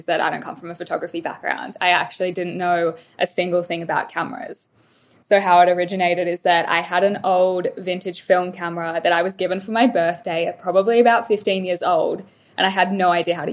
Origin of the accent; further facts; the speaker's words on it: Melbourne, Victoria, Australia; moved away as an adult; now in Gold Coast, Australia; I'm originally from Melbourne, moved up here about 2 years ago